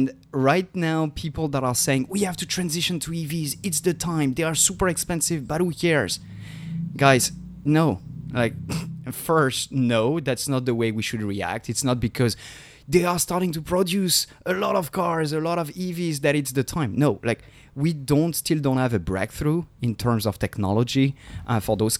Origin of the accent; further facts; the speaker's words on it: France; I'm from France